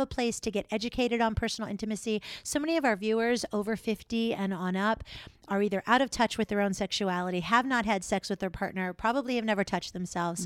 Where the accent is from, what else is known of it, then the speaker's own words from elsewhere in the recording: Florida, United States; also born or lived in New York; now in Minnesota, United States; Actually born and raised in Florida